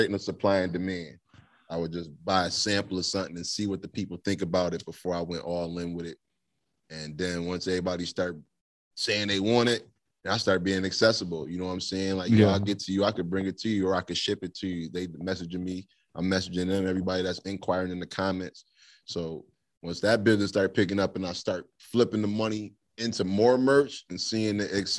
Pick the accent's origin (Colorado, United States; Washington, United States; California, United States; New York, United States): New York, United States; Niagara Falls